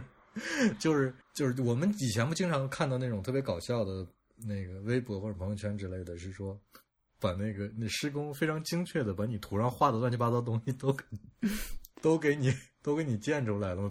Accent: China; 我觉得我们中国人就很就很喜欢拿这种东西抖包袱

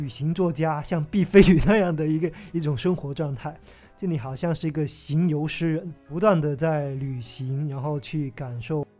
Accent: Guangdong, China; 我之前的人生经历呢，就是基本都是在广东地区生活嘛，就是小时候在老家那边

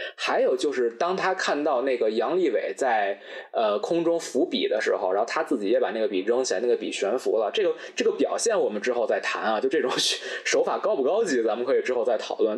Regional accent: Beijing, China; 咱们作为北京人

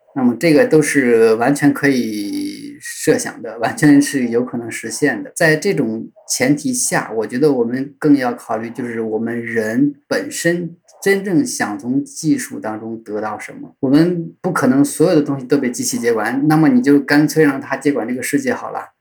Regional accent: China; 我们中国作为中国人主体本人

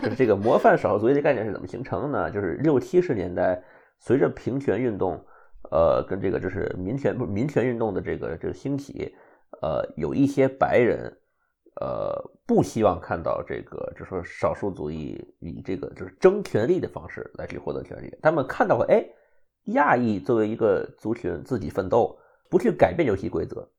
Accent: China; now in United States; 你我都是中国人

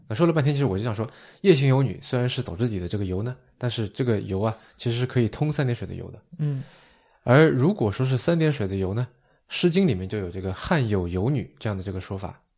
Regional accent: Zhuji, Zhejiang, China; 在我的老家绍兴反而比较多见嗯。叫香匪。嗯，准确来说是绍兴诸暨

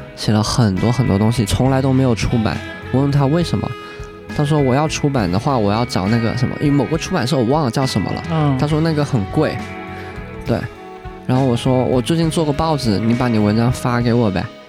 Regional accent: Guangdong, China; first language Cantonese, Hakka; moved away as an adult; also born or lived in Shanghai / Shenzhen; 我从小说粤语、客家话跟普通话嘛。嗯。对，我是客家人。但我普通话小说就很差，去念书之后我的粤语也变差

